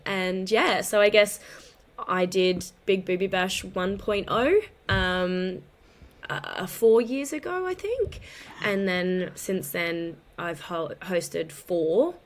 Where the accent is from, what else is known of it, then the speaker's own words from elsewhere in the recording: Brisbane, Queensland, Australia; I'm from Queensland, predominantly in Brisbane